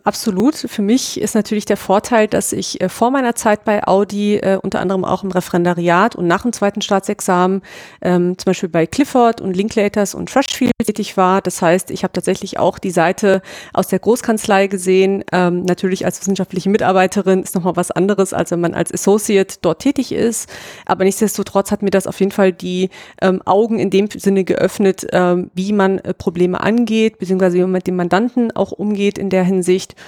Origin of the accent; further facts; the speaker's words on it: near Frankfurt, Hesse, Germany; moved away as an adult; also born or lived in Ingolstadt, Bavaria; ich komme eigentlich aus der Nähe von Frankfurt in Hessen